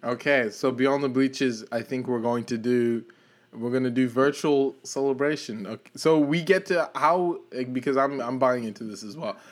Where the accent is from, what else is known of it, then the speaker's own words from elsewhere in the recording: South Africa; I'm from South Africa, and I did get to attend that World Cup